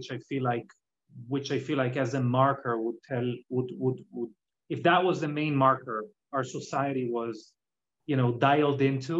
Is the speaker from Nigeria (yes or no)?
no; Israel; English is a second language; now in United States; as you can hear from my accent, I'm not originally from America, I'm from Israel originally